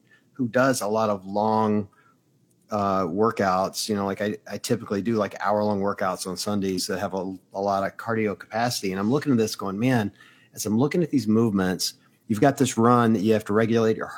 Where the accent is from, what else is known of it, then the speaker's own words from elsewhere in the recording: United States; as an American